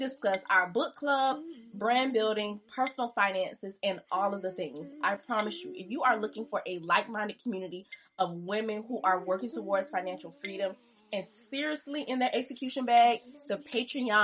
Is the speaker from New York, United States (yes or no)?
no; Kingstree, South Carolina, United States; I'm from King Street, South Carolina, the country